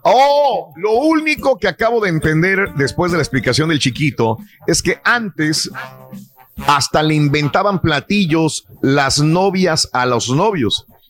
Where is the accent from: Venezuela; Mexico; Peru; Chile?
Mexico; Northeast Mexico; moved away; todos los que somos del noreste de México